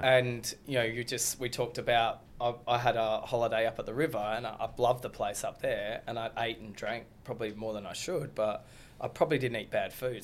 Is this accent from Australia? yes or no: yes; Australia; I'm an Aussie kid